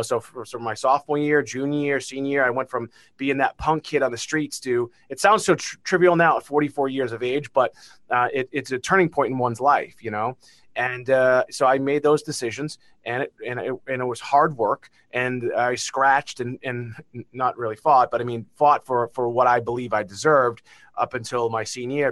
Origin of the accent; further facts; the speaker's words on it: Beverly, Massachusetts, United States; accent: Massachusetts; where I grew up in Beverly, Massachusetts